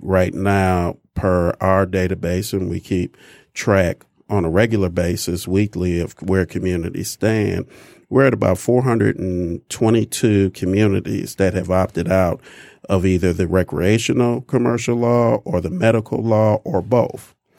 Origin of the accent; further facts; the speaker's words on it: Detroit, Michigan, United States; I'm a Michigan native, born and raised in Detroit